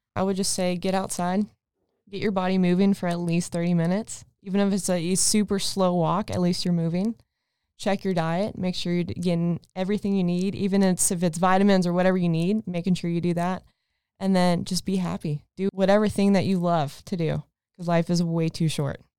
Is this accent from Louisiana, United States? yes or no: no; Texas, United States; moved away as an adult; I'm actually from Texas, been here for a little over a year now.